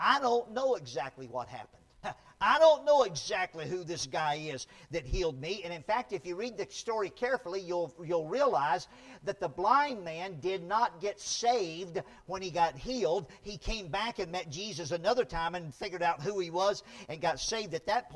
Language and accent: English; near Shreveport, Louisiana, United States; now in California, United States; where I grew up in Louisiana, there was a time when I was a little boy. I lived out in the country near a big city called Shreveport